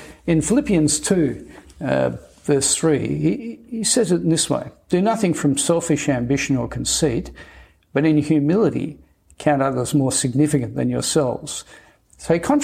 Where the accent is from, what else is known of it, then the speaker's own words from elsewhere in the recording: Australia; I'm Australian.